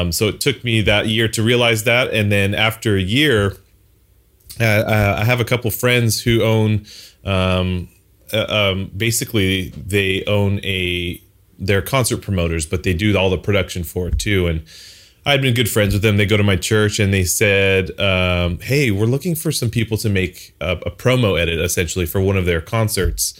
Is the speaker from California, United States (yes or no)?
yes; Los Angeles, California, United States; born and raised in Southern California, LA for the most part